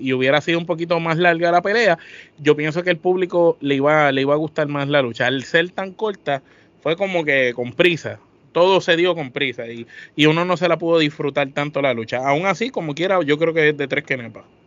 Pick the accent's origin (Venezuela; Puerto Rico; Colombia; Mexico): Puerto Rico